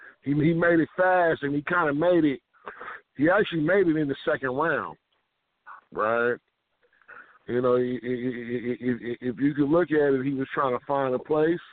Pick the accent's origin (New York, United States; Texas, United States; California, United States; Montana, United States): California, United States; San Francisco; San Francisco, California.